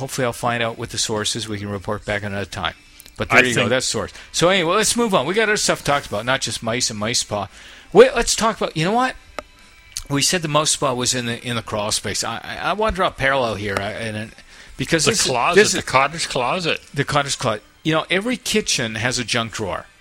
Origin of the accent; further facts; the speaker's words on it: Canada